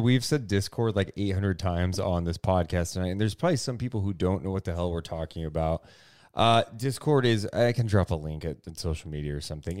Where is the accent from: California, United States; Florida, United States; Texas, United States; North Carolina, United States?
California, United States; Sacramento; I grew up in Sacramento